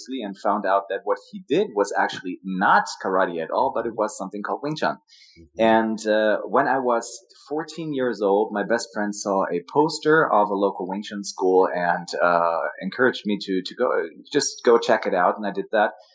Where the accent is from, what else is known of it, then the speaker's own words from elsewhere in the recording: Germany; moved away; also born or lived in United States; I was born and raised in Germany, but I spent huge chunks of my childhood and also of my adult life in the States